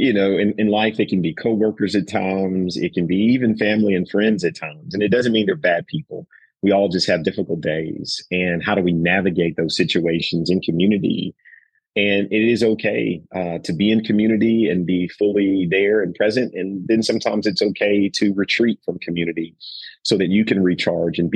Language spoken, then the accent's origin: English; the South, Southern United States, United States; I'm from the South as well